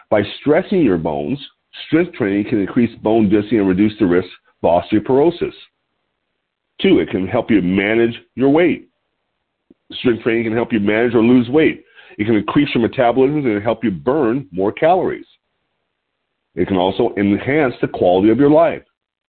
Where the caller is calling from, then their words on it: Lompoc, California, United States; I'm your host. I'm calling in from Lompoc, California, which sits 54 miles north of Santa Barbara on California's beautiful central coast.